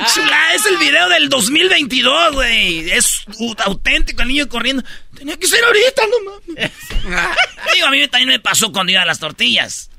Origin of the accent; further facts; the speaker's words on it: Jiquilpan, Michoacán, Mexico; yo estaba en Jiquilpan, Michoacán, ahí donde yo nací